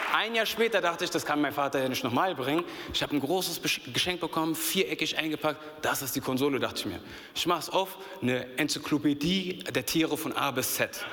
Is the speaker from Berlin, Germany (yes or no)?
yes; Berlin, Germany; ich bin in Berlin groß geworden